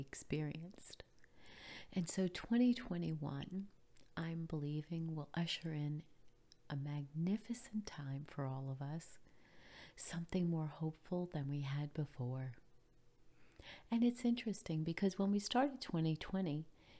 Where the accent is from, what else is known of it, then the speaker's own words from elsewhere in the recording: New York, United States; now in Florida, United States; I grew up in New York, and Christmas in New York was always cold